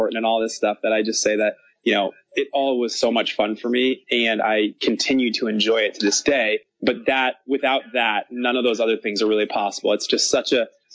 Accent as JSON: {"language": "English", "country": "United States", "said": "As an American"}